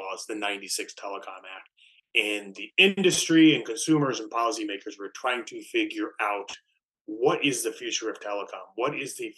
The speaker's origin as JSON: {"language": "English", "region": "Wisconsin", "country": "United States", "moved": "as an adult", "lives_now": "Washington, D.C., United States", "said": "working for my home state senator, Senator Herb Kohl"}